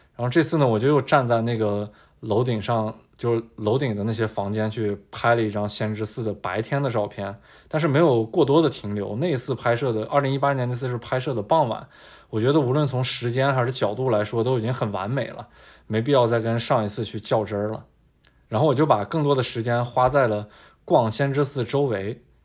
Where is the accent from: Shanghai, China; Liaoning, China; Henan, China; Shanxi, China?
Shanxi, China; Taiyuan; moved away; also born or lived in Beijing; 我的老家是山西太原